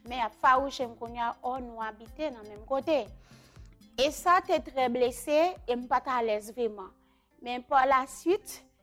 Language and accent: Haitian Creole; Carrefour, Ouest, Haiti; men soti kafou kounyan pou mwen vin l'ekol chakjou